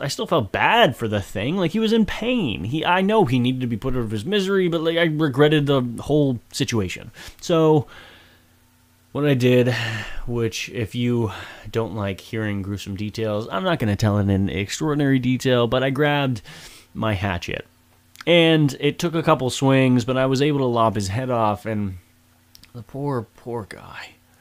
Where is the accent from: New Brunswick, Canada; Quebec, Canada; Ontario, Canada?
New Brunswick, Canada; Woodstock; Woodstock, my hometown.